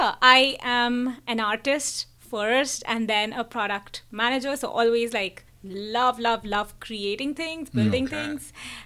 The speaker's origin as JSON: {"language": "English", "town": "Kolkata", "region": "West Bengal", "country": "India", "tie": "born or raised there", "moved": "yes", "said": "I'm from Calcutta, and I've done my schooling, learned a lot of art from the amazing teachers there."}